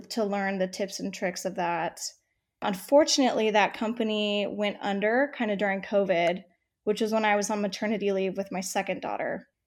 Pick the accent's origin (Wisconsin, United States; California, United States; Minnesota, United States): California, United States; San Diego; moved away as an adult; also born or lived in Texas / New York City; now in Houston, United States; I was born and raised in San Diego